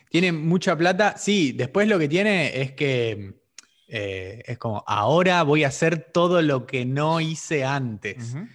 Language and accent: Spanish; Argentina; nosotros en Argentina usamos el vos